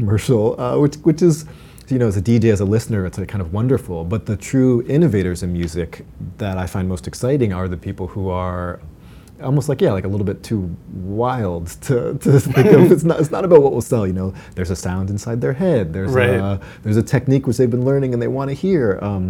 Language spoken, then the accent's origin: English; Massachusetts, United States; Oh, outside of Boston.